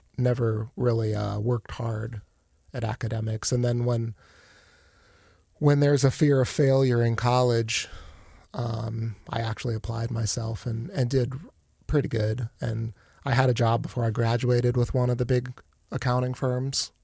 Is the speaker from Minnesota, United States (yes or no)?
no; Akron, Ohio, United States; moved away as an adult; also born or lived in Canton, Ohio; now in Warsaw, Indiana, United States; I grew up in Akron.